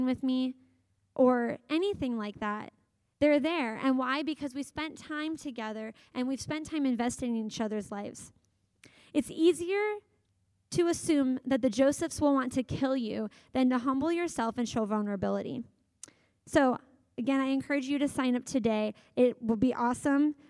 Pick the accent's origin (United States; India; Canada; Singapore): United States; Kansas City, Missouri; moved away; I grew up in Kansas City